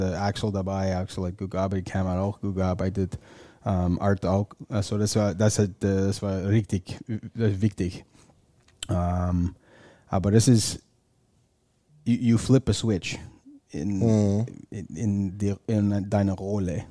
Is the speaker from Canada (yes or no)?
yes; northern Ontario, Canada; German is a second language; moved away; ich komme aus Ontario, nördlichen Ontario